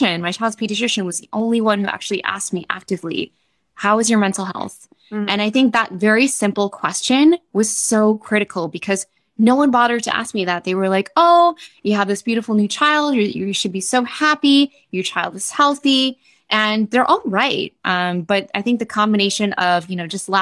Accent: Wisconsin, United States; moved away as an adult; also born or lived in New York City; I'm from Wisconsin

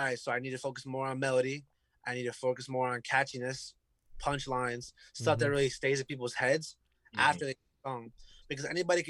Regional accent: Newark, New Jersey, United States; I was born and raised in the Ironbound section

